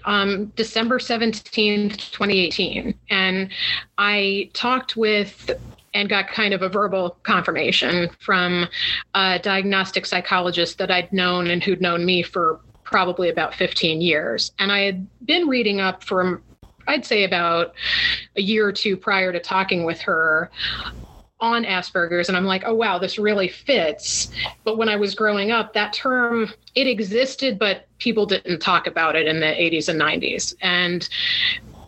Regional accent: Port St. Lucie, Florida, United States; moved away as an adult; now in Washington, D.C. metro area, United States; I grew up in South Florida in what was then a small town called Port St. Lucie.

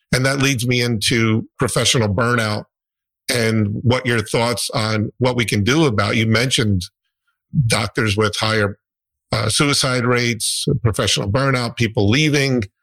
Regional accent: New Jersey, United States; I'm from New Jersey.

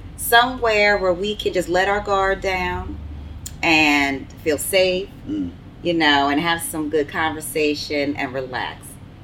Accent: New Jersey, United States; So just a little backstory: we are from New Jersey

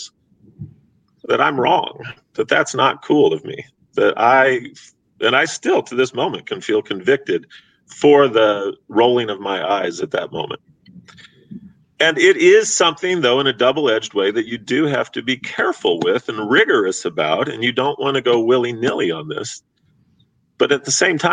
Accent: Missouri, United States; moved away as an adult; now in Los Angeles, United States; I'm from the Midwest. I'm from a border state, Missouri.

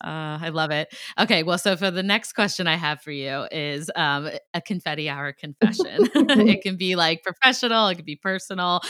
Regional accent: Ohio, United States; now in Boston, United States; I'm from Ohio. I'm like a Midwest girl

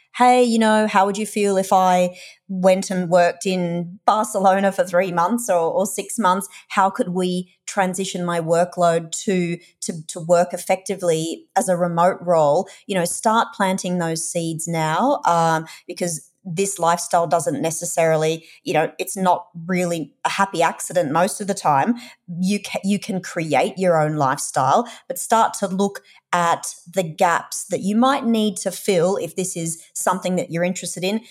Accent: Australia; accent: Australian; moved away as an adult; also born or lived in United Kingdom / Europe / North America; we're Australian, if you can't tell from my accent

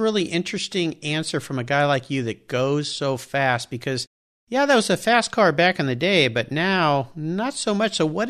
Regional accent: Southern California, United States; I grew up in Southern California as a surfer

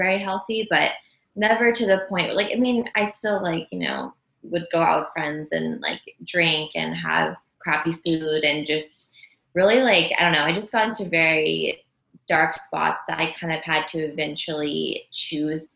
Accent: Los Angeles, California, United States; I grew up in Los Angeles. I've only ever lived here

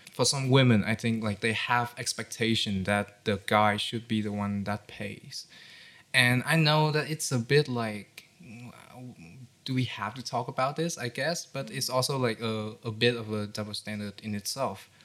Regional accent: Haiphong, Vietnam; my hometown, which is in Haiphong

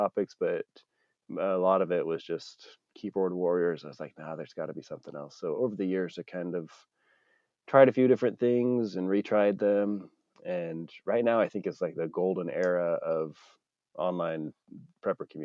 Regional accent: Idaho, United States; Growing up in Idaho, a lot of the stuff like shooting is part of the culture

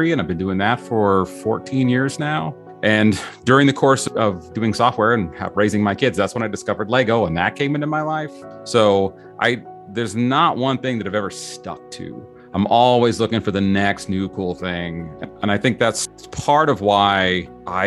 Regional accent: Utah, United States; I grew up in Utah

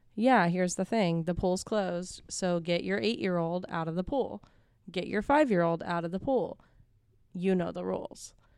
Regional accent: Houston, Texas, United States; I'm from Houston.

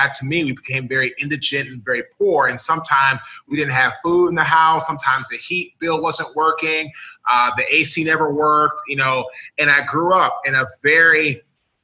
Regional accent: Washington, District of Columbia, United States; I'm from Washington, D.C. We were raised by a single father

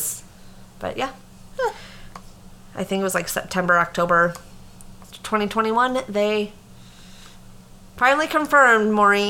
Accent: Cedar Rapids, Iowa, United States; I also live in Cedar Rapids.

